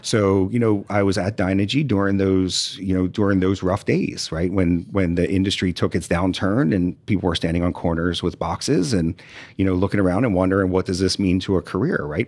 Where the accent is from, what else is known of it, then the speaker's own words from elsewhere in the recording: Delaware, United States; moved away as an adult; now in Houston, United States; I'm a Yankee, I'm from Delaware